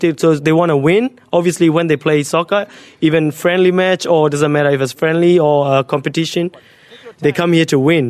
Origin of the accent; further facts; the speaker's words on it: Myanmar; now in Australia; I'm originally from Burma. I've been living in Australia for 5 to 6 years.